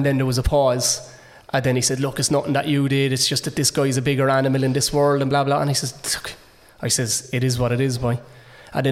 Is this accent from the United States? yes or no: no; Cork, Munster, Ireland; I was born into flats in Toker